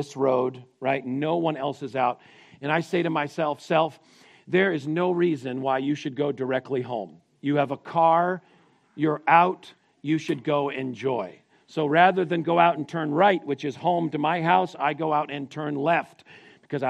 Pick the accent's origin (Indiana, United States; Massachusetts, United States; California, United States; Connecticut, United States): Connecticut, United States; I grew up in Connecticut